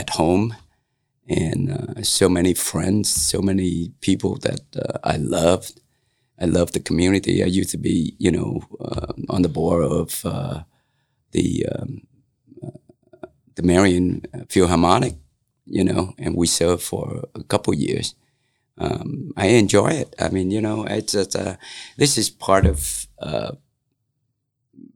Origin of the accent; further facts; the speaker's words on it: Central Coast of Vietnam, Vietnam; also born or lived in Detroit, Michigan; now in Grant County, United States; I was born in Central Coast of Vietnam